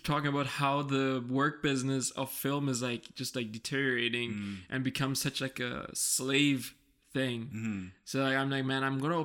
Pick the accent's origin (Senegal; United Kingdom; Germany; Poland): Germany; born and raised in Germany